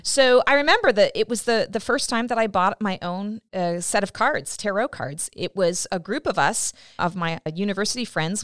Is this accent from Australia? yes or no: no; Canada; I'm Canadian